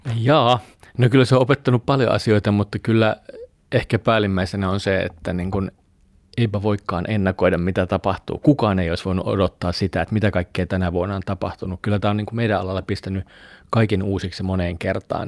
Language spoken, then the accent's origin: Finnish; Jyväskylä, Central Finland, Finland; also born or lived in Mikkeli; Mä oon melkein koko ikäni täällä asunut. Mä oon ollut neljä vuotta, kun me on muutettu tänne ja mun vanhemmat on tuolta pohjoisesta Keski-Suomesta, että vahvasti olen keskisuomalainen.